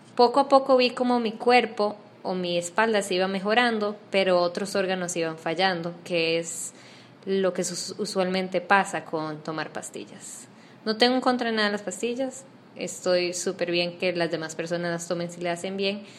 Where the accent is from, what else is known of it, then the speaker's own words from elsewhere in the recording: Costa Rica; moved away as an adult; now in Panama; yo soy costarricense, eh, me mudé a Panamá hace no menos de seis meses, siete meses